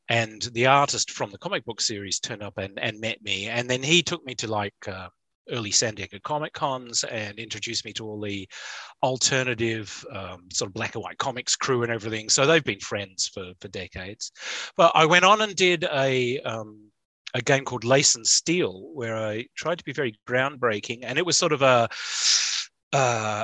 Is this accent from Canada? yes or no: no; Australia; I'm Australian